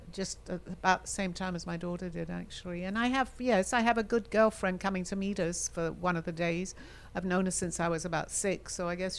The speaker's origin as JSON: {"language": "English", "region": "London", "country": "United Kingdom", "tie": "born or raised there", "accent": "English", "moved": "as an adult", "lives_now": "United States", "said": "that was my home for so many years."}